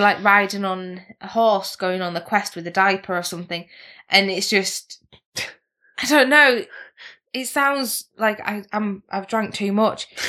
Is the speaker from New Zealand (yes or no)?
no; England, United Kingdom; we're English people